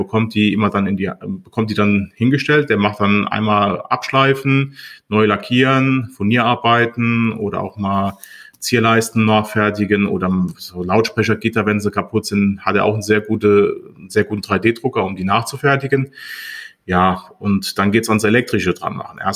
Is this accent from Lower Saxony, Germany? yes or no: no; Montabaur, Rhineland-Palatinate, Germany; Ich komme aus Montabaur, habe dort meinen äh, ehemaligen Ausbildungsbetrieb vor zwei Jahren übernommen